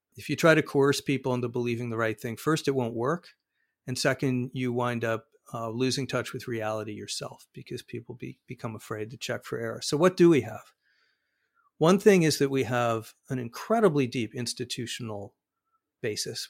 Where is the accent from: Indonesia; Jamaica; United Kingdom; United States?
United States; Arizona; Arizona, my home state